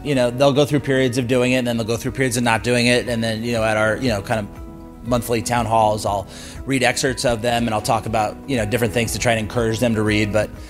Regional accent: California, United States; born there; I was born on Camp Pendleton. Both my parents were Marines.

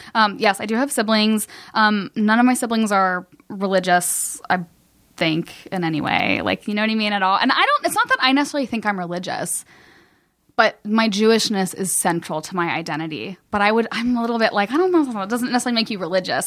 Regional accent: Cincinnati, Ohio, United States; moved away as an adult; also born or lived in Kentucky; now in Los Angeles, United States; I'm from Cincinnati

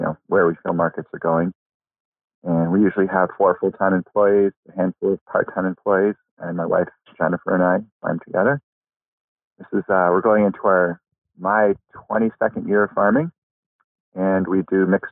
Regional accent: outside of Boston, Massachusetts, United States; moved away as an adult; I grew up outside of Boston where it's hot and muggy

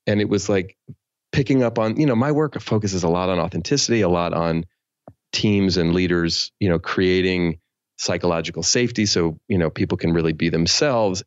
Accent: San Francisco Bay Area, California, United States; I grew up in the San Francisco Bay Area where I still live

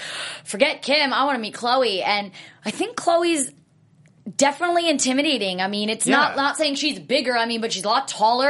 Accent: New Jersey, United States; I'm from New Jersey

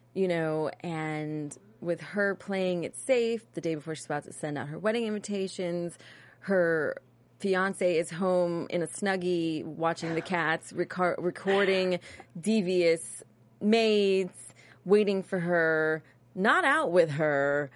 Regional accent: New York, United States; I'm from New York

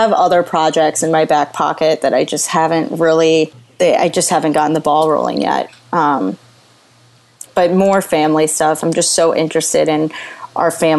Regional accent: Missouri, United States; moved away as an adult; now in Brooklyn, United States; we're two girls from Missouri and Puerto Rico

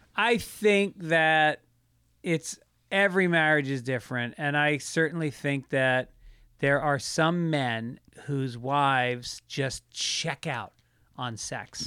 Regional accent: United States; now in Venice, United States; I grew up just outside of New York

